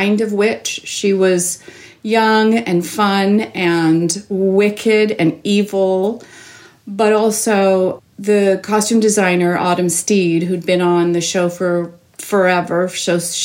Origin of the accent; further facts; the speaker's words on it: Toronto, Ontario, Canada; I grew up in Toronto, born and raised